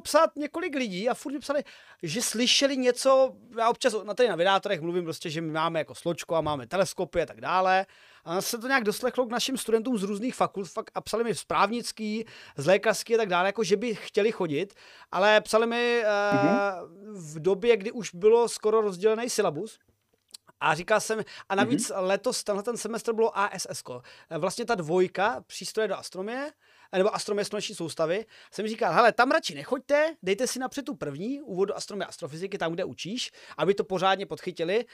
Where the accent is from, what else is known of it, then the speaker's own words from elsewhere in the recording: Uherské Hradiště area, Zlín Region, Czechia; now in Olomouc, Czech Republic; sám osobně zhane nejsem, jsem, eh, z Uherského Hradišťska